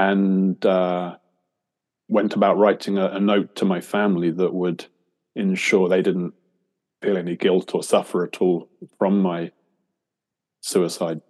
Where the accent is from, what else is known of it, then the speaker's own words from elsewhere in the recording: England, United Kingdom; now in Australia; I'm an Englishman in England at the moment for the first time in a while. I've lived in Australia for the last 20 years